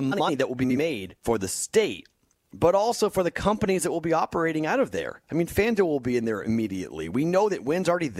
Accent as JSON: {"language": "English", "town": "Boston", "region": "Massachusetts", "country": "United States", "tie": "born or raised there", "moved": "as an adult", "lives_now": "Las Vegas, United States"}